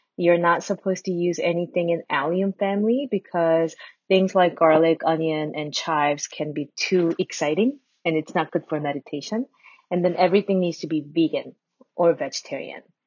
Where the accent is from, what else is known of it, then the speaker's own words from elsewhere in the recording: New Jersey, United States; moved away as an adult; now in Ann Arbor, United States; I went back to my home state, New Jersey